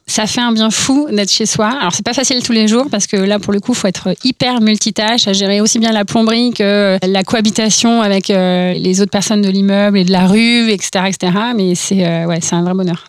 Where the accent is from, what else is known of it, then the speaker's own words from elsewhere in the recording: Orsay, Île-de-France, France; je viens d'Orsay, donc de la vallée chevreuse, et euh, là-bas, c'est un peu conditionné, en fait, puisque tu grandis entre le CNRS, l'INRA, Polytechnique